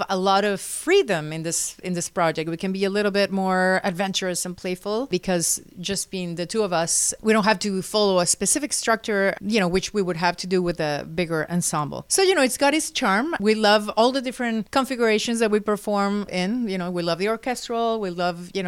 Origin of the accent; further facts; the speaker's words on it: Caracas, Capital District, Venezuela; I am from Caracas, from the capital of Venezuela